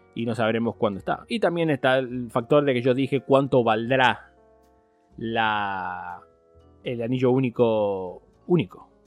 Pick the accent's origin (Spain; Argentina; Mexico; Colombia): Spain; moved away; en, España teníamos la, Era la URSA